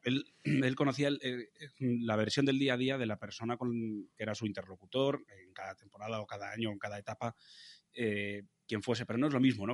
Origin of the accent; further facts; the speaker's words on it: Logroño, La Rioja, Spain; moved away; Yo que me siento muy logroñés, me siento muy riojano